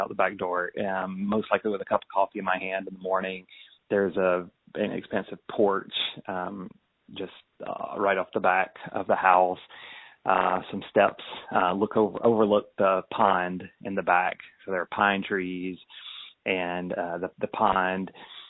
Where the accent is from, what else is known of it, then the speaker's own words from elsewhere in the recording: Millen, Georgia, United States; moved away as an adult; also born or lived in Brazil / New York City; So I am from Georgia originally, a little town between Augusta and Savannah, Georgia. Millen, Georgia is a town, is the nearest town. And actually I'm from a farm that's about 15 miles outside of Millen.